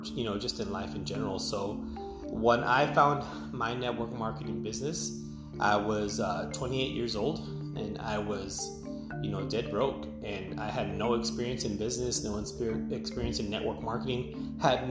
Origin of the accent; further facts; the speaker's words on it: Edinburg, Texas, United States; I am from Edinburgh, Texas